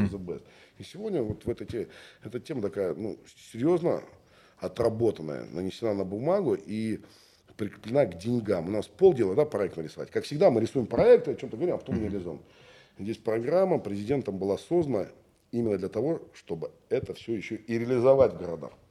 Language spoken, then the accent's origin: Russian; Russia; also born or lived in Urals; now in Nevinnomyssk, Russia; с Алтая научился на Урале.